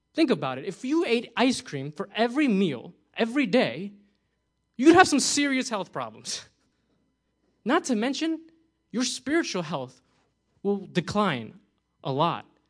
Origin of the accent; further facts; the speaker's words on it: New Jersey, United States; moved away; I'm from New Jersey. We love pizza over there